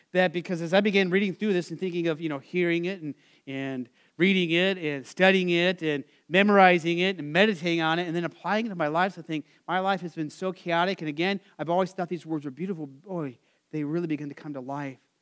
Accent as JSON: {"language": "English", "region": "Arizona", "country": "United States", "tie": "born or raised there", "said": "I grew up in Arizona"}